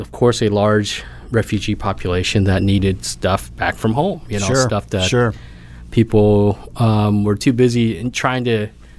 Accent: Arkansas, United States; also born or lived in Oklahoma; now in Oklahoma City, United States; But I was born in Arkansas.

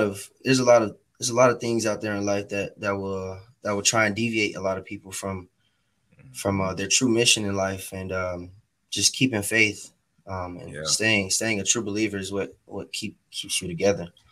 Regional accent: Atlanta, Georgia, United States; I grew up in Atlanta. I grew up on the southwest side of Atlanta, Georgia, off of Campbellton mm-hmm. Road

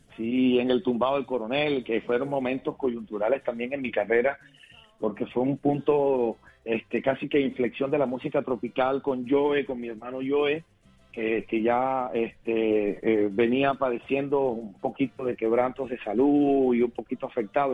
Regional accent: Cartagena, Bolívar, Colombia; en el barrio de Chemaní, de mi ciudad natal, Cartagena, donde nací

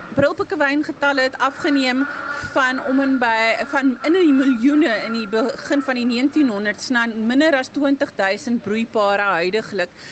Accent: South Africa; As Suid-Afrikaners

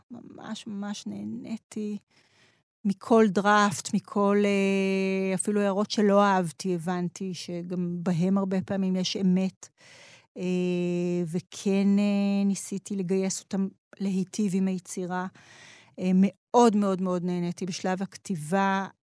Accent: Mashu'ot Yitzhak, Southern District, Israel; also born or lived in Ma'ale Mikhmas; את ילדותי המוקדמת אה, גדלתי במשואות יצחק, זה מושב שיתופי ליד אשקלון.

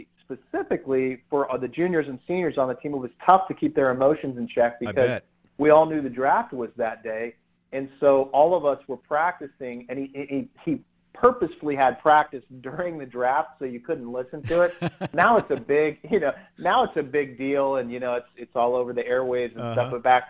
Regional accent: Columbus, Ohio, United States; me being a Columbus kid

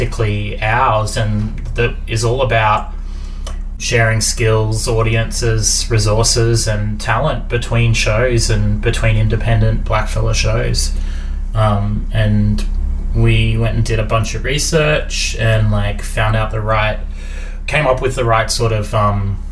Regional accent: Muswellbrook, New South Wales, Australia; I'm a Gamilaroi Darug man. I was born in Musselbrook

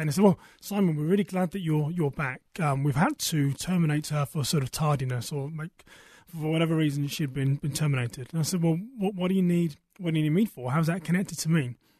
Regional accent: United Kingdom; moved away as an adult; now in United States; I am British, originally from a town west of London

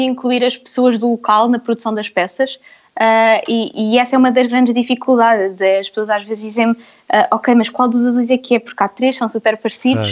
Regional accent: Vila Franca de Xira, Lisbon, Portugal; nasci em Vila Franca e na minha família somos muitas mulheres

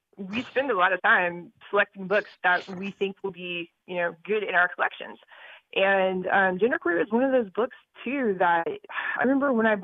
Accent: Georgia, United States; now in Connecticut, United States; I'm originally from Georgia, so I kind of expect that when I'm down there, but not so much up here.

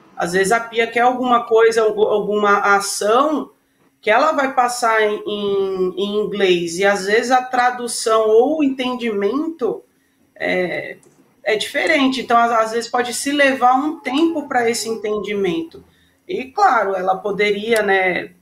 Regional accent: Brazil; como nós brasileiras

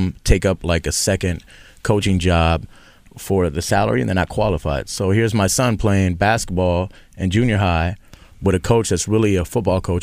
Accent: Texas, United States; I'm from Texas. My mother's Venezuelan, father's Argentinian, so I'm Latino.

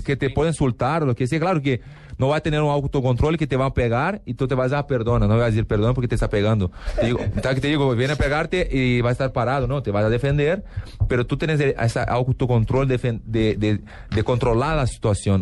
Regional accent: Porto Alegre, Rio Grande do Sul, Brazil; Spanish is a second language; now in Los Angeles, United States; tenemos una expresión en sur de Brasil, porque yo soy de Porto Alegre

